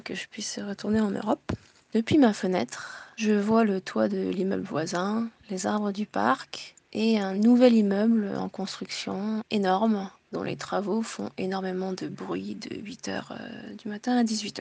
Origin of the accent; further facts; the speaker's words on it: Tokyo, Japan; now in France; Je suis née en France, de parents français et japonais, j'ai grandi à Tokyo